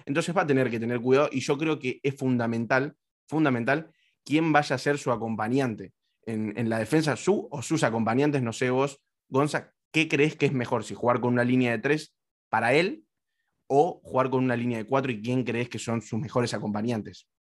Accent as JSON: {"language": "Spanish", "country": "Argentina", "said": "yo soy argentino"}